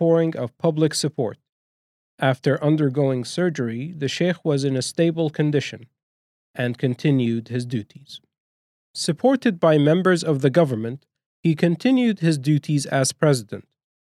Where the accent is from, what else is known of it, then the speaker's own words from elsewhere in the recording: United Arab Emirates; as a young man growing up in the Emirates